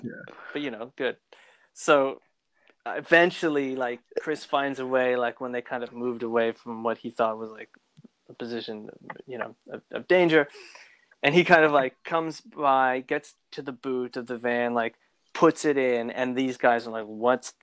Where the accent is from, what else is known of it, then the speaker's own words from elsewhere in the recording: Canada; accent: Canadian; also born or lived in Los Angeles; my Canadian accent